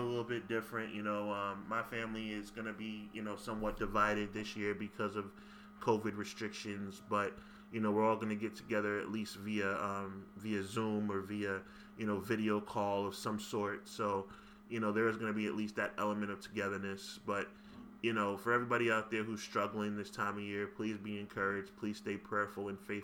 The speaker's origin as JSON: {"language": "English", "region": "New York", "country": "United States", "said": "I'm from New York"}